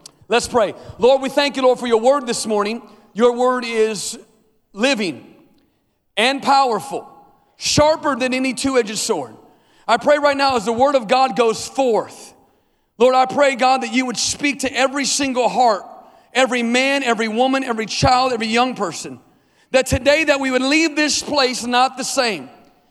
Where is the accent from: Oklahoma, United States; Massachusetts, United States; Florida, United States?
Oklahoma, United States; Tulsa; moved away as an adult; We came here 5 years ago, and I came from Tulsa, Oklahoma.